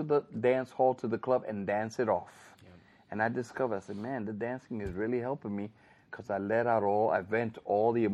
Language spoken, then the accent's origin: English; New York City, New York, United States; also born or lived in Bronx, New York; the Bronx, which is where I live now, although I was born and raised in Manhattan, Spanish Harlem